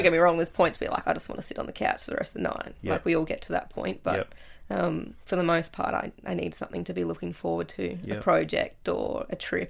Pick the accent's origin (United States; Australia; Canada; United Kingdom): Australia; Latrobe, Tasmania; So I was born in Latrobe, went to school, Moriarty Primary School, to grade 4, did grade 5 and 6 at Wesley Vale because Moriarty